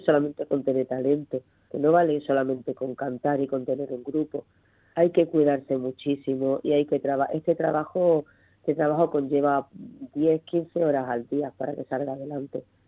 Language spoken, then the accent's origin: Spanish; Ceuta, Spain; soy una enamorada de Ceuta, de mi tierra